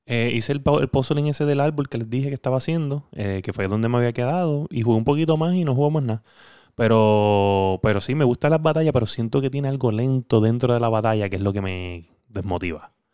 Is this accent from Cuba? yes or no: no; Puerto Rico; como boricuas que somos